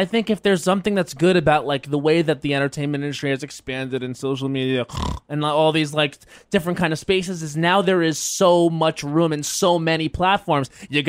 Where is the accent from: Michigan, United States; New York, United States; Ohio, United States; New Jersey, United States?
New York, United States; Long Island; growing up on Long Island, that really formed me.